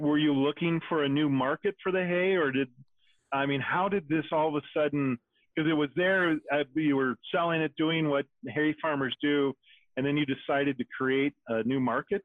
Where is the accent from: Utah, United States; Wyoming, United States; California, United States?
Wyoming, United States; I grew up in Wyoming